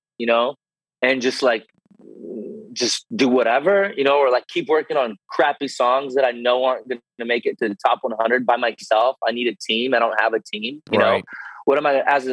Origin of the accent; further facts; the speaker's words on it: United States; first language Russian; English is a second language; also born or lived in Russia; Growing up in the States, I'm like 5 years old.